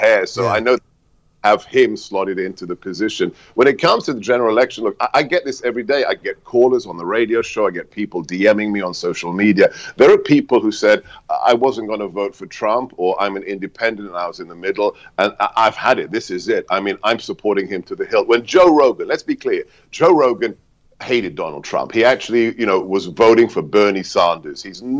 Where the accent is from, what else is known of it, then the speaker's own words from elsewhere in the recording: United Kingdom; born there; Yeah, you know me, you know, I was born in Blighty, and for me, this is one of the saddest things of recent years